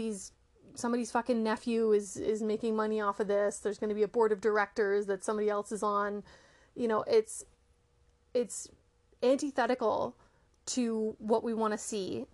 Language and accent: English; Canada; I am Canadian